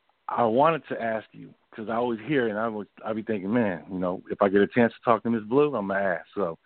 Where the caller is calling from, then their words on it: East Bay area, California, United States; I'm calling from the East Bay area.